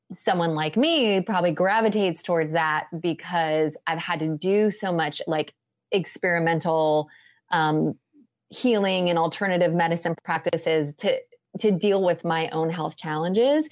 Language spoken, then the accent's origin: English; Midwest, United States; moved away; also born or lived in California; I grew up in the Midwest